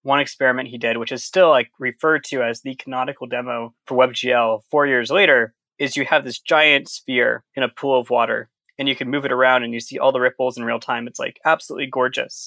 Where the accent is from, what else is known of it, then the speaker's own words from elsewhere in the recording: Sonoma County, California, United States; moved away as an adult; also born or lived in Providence, Rhode Island; I'm originally from Sonoma County in California